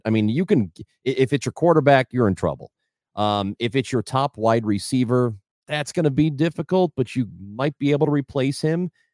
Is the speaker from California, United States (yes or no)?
no; St. Louis, Missouri, United States; I grew up in the St. Louis area